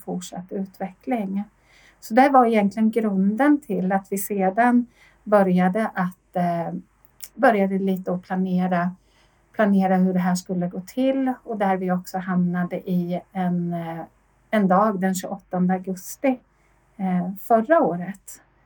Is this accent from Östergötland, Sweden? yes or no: yes; Linköping, Östergötland, Sweden; moved away as an adult; now in Sollefteå, Sweden; är född och uppvuxen i Linköping men boende i en eh, familj utanför Sollefteå sedan 17 eh, år tillbaka